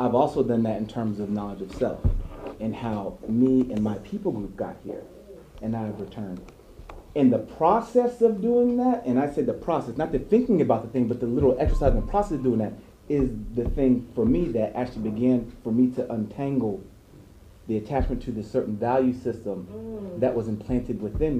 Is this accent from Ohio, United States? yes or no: yes; Ohio, United States; I was born in Ohio